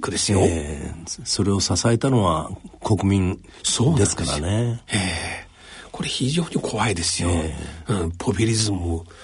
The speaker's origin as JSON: {"language": "Japanese", "country": "China", "second_language": "Japanese", "moved": "as an adult", "lives_now": "Japan", "said": "私の世代の中国出身の人"}